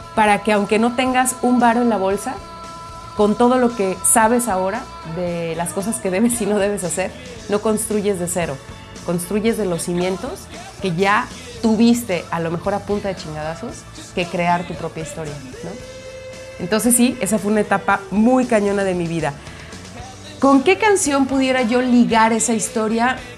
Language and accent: Spanish; Guadalajara, Jalisco, Mexico; moved away as an adult; also born or lived in Mexico City; regresarme a mi pueblo, mi hermosa perla tapatía